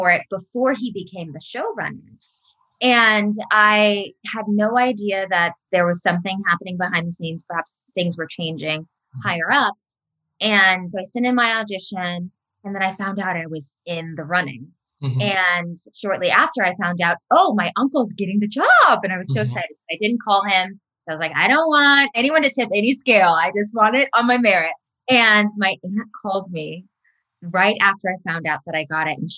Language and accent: English; outside of Chicago, Illinois, United States; moved away as an adult; also born or lived in San Diego, California; now in Los Angeles, United States; I was born Cedars-Sinai up the road, and I moved to the outside of Chicago when I was about 8 because my mom got married